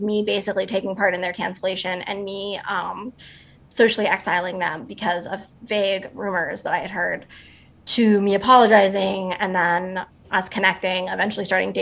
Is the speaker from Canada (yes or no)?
yes; Canada; I'm also a Canadian